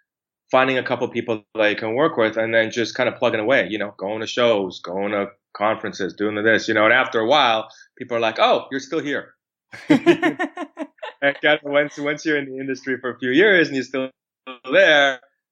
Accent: Calgary, Alberta, Canada; moved away as an adult; also born or lived in Vancouver; now in Toronto, Canada; I grew up mostly in Calgary.

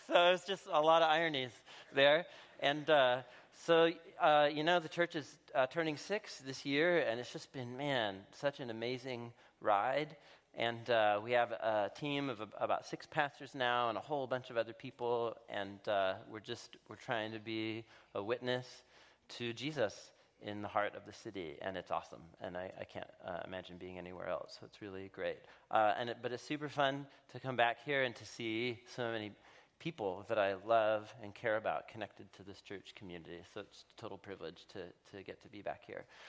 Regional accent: Portland, Oregon, United States; I moved back, uh, to, uh, to my hometown, to Portland, Oregon

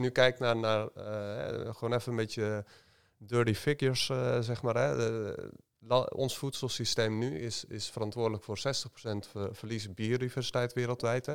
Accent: North Brabant, Netherlands; ik ben ook opgegroeid in uh, landelijk gebied

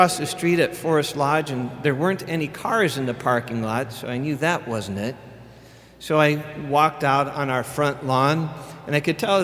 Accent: Barberton, Ohio, United States; growing up in Barberton

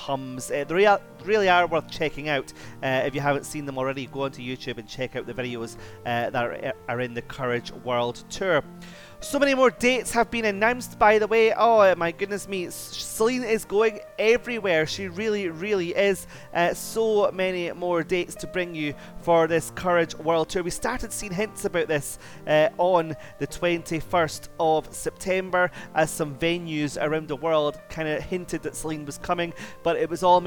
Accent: Scotland, United Kingdom; my home country, Scotland

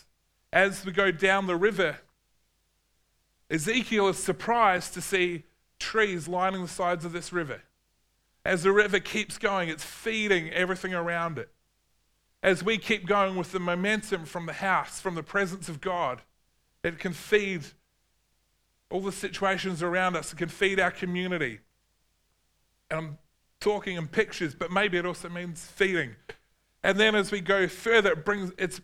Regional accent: New Zealand; growing up in New Zealand

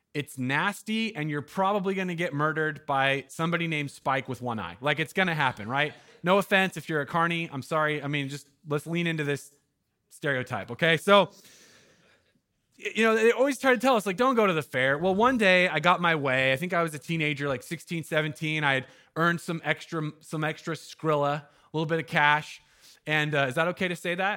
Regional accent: Jackson County, Southern Oregon, United States; now in Eugene, United States; I'm from Jackson County down in Southern Oregon

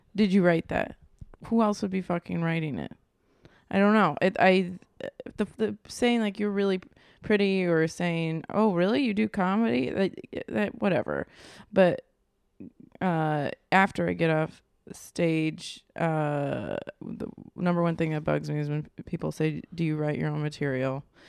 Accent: Virginia, United States; moved away as an adult; also born or lived in Long Beach, California; now in Los Angeles, United States; I'm from Virginia.

